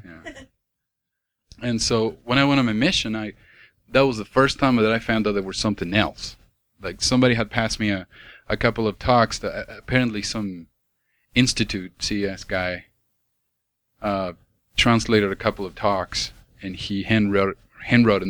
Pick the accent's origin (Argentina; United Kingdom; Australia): Argentina; moved away; I grew up in South America